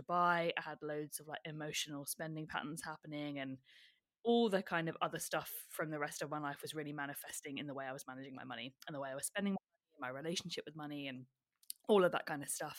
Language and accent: English; United Kingdom; moved away as an adult; now in Melbourne, Australia; as you can tell from my accent, I am a Brit born and bred